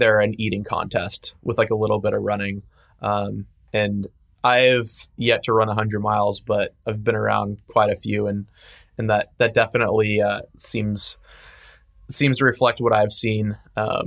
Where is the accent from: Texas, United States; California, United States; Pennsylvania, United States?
California, United States; San Francisco; I grew up in San Francisco.